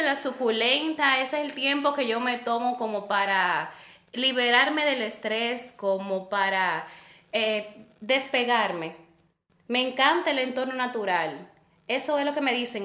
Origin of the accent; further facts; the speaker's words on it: Santiago de los Caballeros, Santiago, Dominican Republic; yo soy nieta de La Vega, pero yo soy hija de Santiago